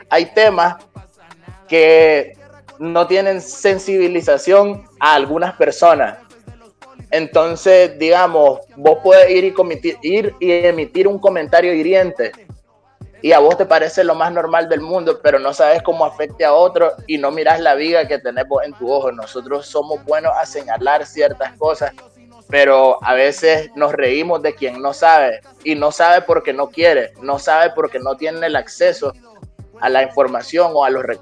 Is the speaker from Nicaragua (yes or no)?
yes; Nicaragua; moved away as an adult; nacido en Nicaragua, soy nicaragüense, eh, llevo dos años fuera del país por razones ajenas a mi voluntad